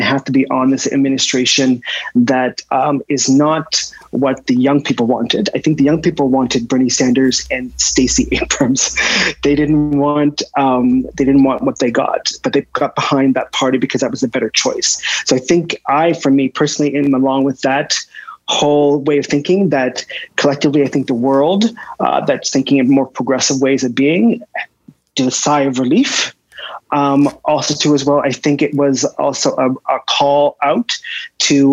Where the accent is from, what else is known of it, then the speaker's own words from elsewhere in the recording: Nova Scotia, Canada; I have really great memories of growing up in Nova Scotia.